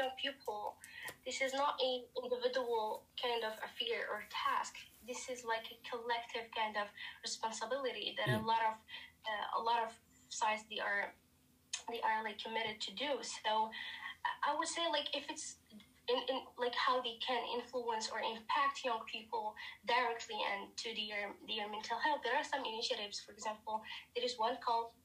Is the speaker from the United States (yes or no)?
no; Morocco; I am from, I've been born and raised in Morocco, north of Africa.